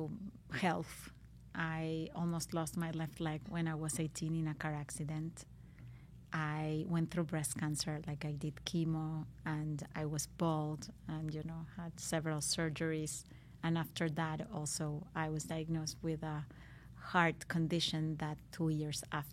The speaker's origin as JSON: {"language": "English", "country": "Argentina", "moved": "yes", "lives_now": "Miami, United States", "said": "as a Latin mom, I'm from Argentina"}